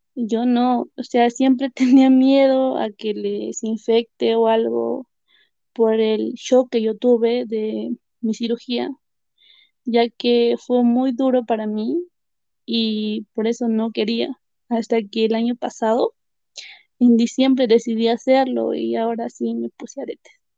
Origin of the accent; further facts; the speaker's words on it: Carhuaz, Ancash, Peru; now in Huaraz, Peru; yo vivo en Huaraz actualmente y nací en Caruaz. Es zona sierra de Perú